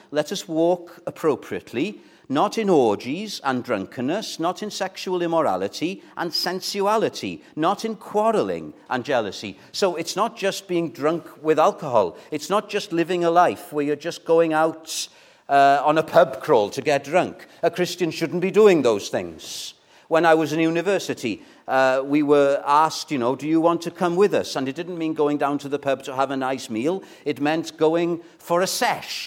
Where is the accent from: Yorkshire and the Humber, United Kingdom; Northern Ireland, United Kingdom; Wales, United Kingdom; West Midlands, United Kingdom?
Wales, United Kingdom; as a Welshman